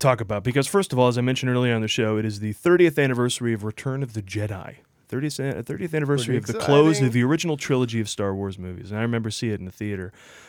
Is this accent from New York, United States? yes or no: yes; Oneonta, New York, United States; my hometown of Oneonta, New York